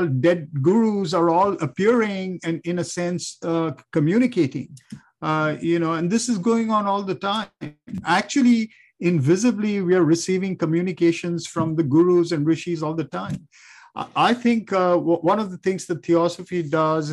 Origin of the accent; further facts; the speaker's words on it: India; growing up in India